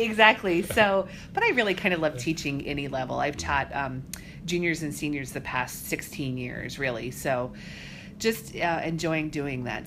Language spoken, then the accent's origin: English; Colorado, United States; moved away as an adult; also born or lived in Fort Dodge, Iowa / Maine; now in Iowa, United States; But we moved when I was just a, a little kid. I was probably nine. We moved out to Colorado, which really is where I kind of see my home is Colorado. I grew up there.